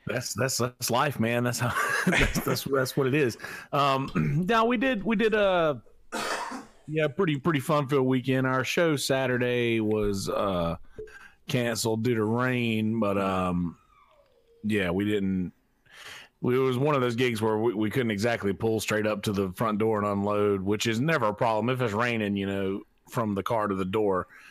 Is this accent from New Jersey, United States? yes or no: no; Marlboro County, South Carolina, United States; I'm from Marlborough County, uh, South Carolina